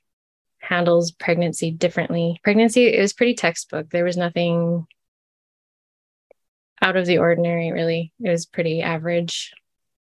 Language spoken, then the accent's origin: English; Canada; I'm from Canada.